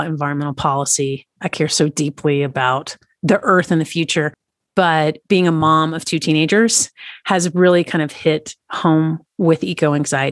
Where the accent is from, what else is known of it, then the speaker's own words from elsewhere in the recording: East Tennessee, United States; moved away; also born or lived in Washington, D.C. area; I grew up in East Tennessee, right near the Great Smoky Mountains.